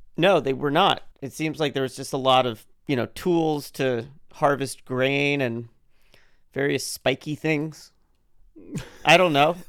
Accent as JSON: {"language": "English", "country": "United States", "said": "I am dutifully playing my role as an American"}